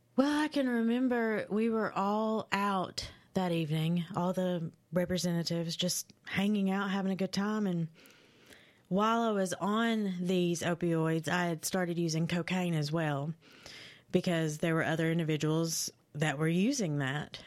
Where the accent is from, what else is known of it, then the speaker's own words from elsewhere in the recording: London, Kentucky, United States; London, Kentucky. Yep, uh, I was born and raised there